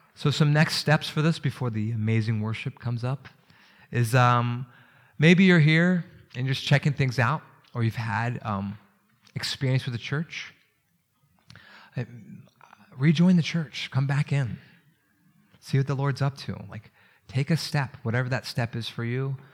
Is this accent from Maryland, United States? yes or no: yes; Maryland, United States; I grew up around Maryland.